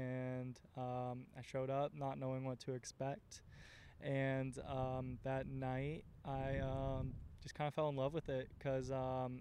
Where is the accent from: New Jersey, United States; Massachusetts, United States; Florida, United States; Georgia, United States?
Florida, United States; Oviedo; I am born and raised in Oviedo, outside of Orlando